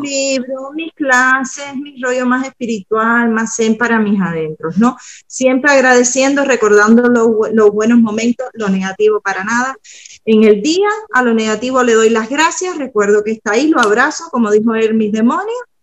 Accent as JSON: {"language": "Spanish", "country": "Cuba", "moved": "yes", "said": "vengo de Cuba"}